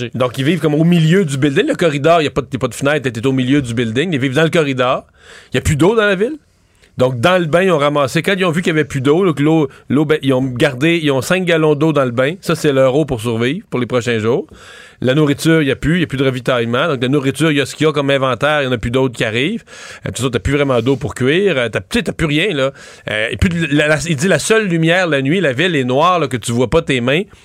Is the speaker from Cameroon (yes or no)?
no; Lower St. Lawrence, Quebec, Canada; dans mon coin de pays, dans le bas du fleuve